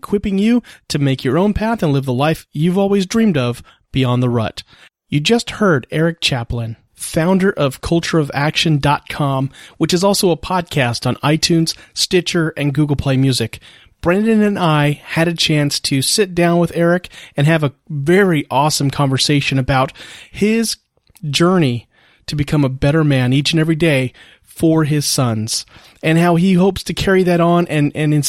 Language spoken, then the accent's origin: English; Marina, California, United States; now in Corpus Christi, United States; in my hometown of Marina, California